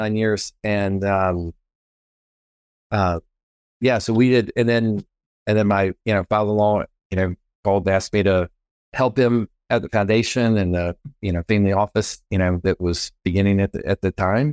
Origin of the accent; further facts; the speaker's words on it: Texas, United States; moved away as an adult; also born or lived in Wichita Falls, Texas / Temple, Texas / San Antonio, Texas / California; now in Chattanooga, Tennessee, United States; I was born and raised here in Texas, and, uh, multi-generational Texan